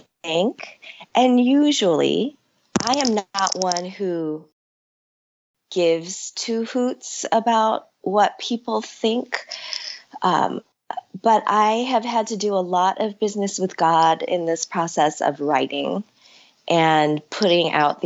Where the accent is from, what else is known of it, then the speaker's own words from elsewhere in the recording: Chicago, Illinois, United States; also born or lived in Seoul, South Korea; settling in Chicago and growing up as a child of immigrants and a child who didn't know what it meant to be just an American kid in the north side of Chicago